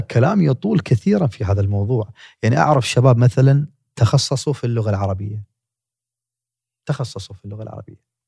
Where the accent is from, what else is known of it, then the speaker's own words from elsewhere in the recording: Kuwait; تخصص في جامعه جاست عندنا بالكويت